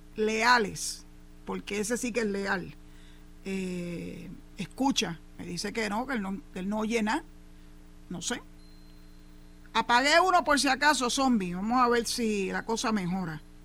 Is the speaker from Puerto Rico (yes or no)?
yes; Puerto Rico; also born or lived in Cabo Rojo; Así somos los boricuas